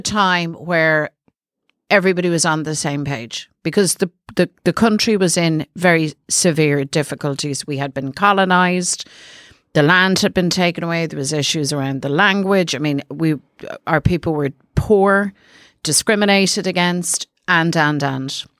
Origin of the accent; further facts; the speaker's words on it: Dublin, Leinster, Ireland; I'm from South Dublin.